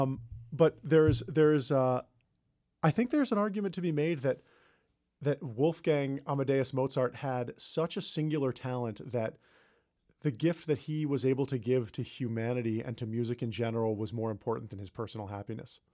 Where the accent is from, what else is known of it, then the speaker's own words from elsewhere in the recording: New York, United States; I grew up near New York City, and so I moved into the city after I graduated from college